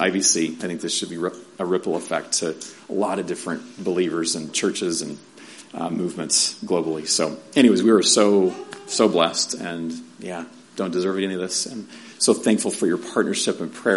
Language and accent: English; San Diego, California, United States; moved away as an adult; also born or lived in Mongolia / Albuquerque; Growing up in San Diego, East County, I'm in East County, mm, not Grossmont High, right? But yeah, Granite Hills